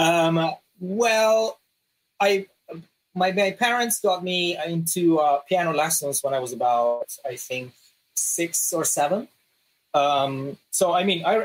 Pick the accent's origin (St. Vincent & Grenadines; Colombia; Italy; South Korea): Italy; northern Italy; also born or lived in Los Angeles, United States / London, United Kingdom; in the north, we have kind of sort of like almost Austrian food.